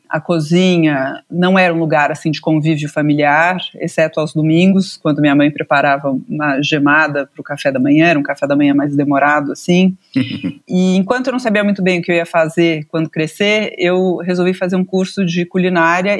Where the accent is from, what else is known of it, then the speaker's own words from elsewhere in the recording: São Paulo, Brazil; Eu nasci aqui em São Paulo